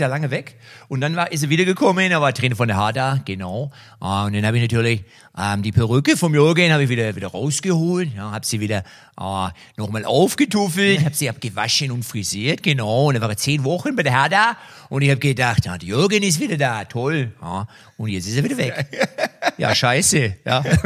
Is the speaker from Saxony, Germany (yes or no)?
yes; Liebstadt, Saxony, Germany; Ich komme aus Liebstadt.